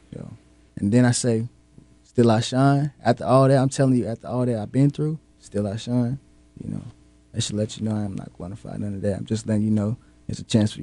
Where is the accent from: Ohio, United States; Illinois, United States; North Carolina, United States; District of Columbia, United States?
North Carolina, United States